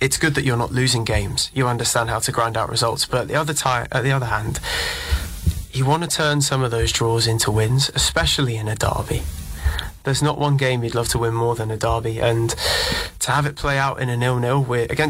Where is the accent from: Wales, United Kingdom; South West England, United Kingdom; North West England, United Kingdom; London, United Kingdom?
South West England, United Kingdom; near Bournemouth; now in Australia; where I grew up in England